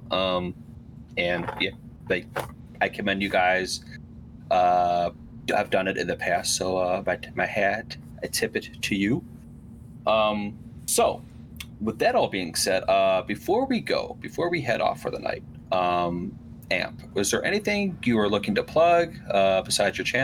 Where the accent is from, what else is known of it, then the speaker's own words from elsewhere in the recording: Wisconsin, United States; I'm from Wisconsin.